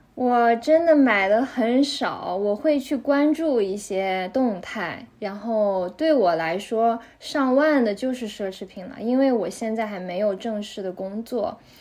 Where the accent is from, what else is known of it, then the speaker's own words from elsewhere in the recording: Xinjiang, China; moved away as an adult; now in Geneva, Switzerland; 我是，呃，来自中国，呃，来自中国新疆，然后我现在是在日内瓦，呃，因为我在这里读了两年的硕士，然后目前是刚刚毕业